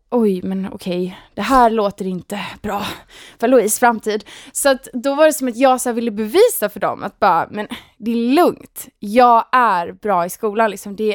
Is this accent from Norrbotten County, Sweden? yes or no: no; Gothenburg, Västra Götaland, Sweden; accent: Gothenburg; moved away as an adult; now in Stockholm, Sweden; Nej men jag, jag är från Göteborg, jag är 27 år, eh, har bott i Stockholm i, vad är det, åtta år kanske till och med.